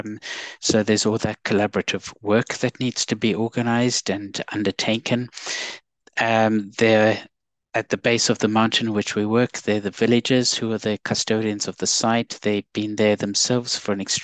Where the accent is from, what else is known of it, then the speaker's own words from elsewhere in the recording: South Africa; now in United Kingdom; as some people have picked up from my accent, I'm South African, but I've been here in the UK for a large number of years